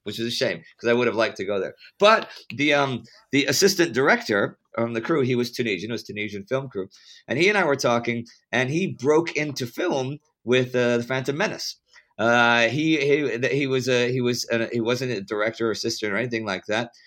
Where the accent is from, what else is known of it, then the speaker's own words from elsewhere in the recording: Texas, United States; I'm from Texas